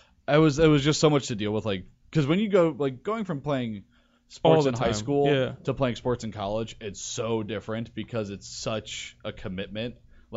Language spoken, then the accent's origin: English; New Jersey, United States; I grew up in New Jersey.